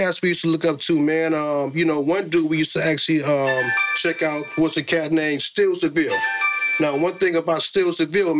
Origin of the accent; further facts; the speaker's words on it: San Francisco, California, United States; Well, I grew up in Fillmore, San Francisco, born and raised, born right there in Mount Zion Hospital.